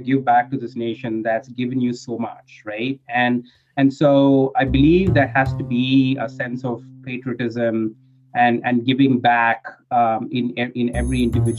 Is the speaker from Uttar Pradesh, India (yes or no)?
no; Bangalore, Karnataka, India; first language English; moved away as an adult; now in United States; So I grew up in a city called Bangalore. It's in South India and pretty modern metropolitan city